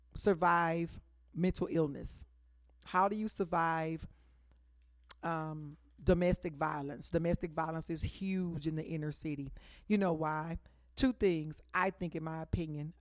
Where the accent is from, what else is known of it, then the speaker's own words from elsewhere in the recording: Dallas, Texas, United States; I'm originally from Oak Cliff, Texas